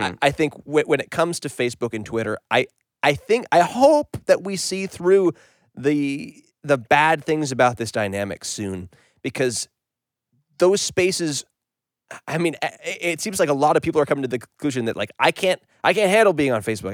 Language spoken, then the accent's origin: English; Canada; being a Canadian and identifying with Canada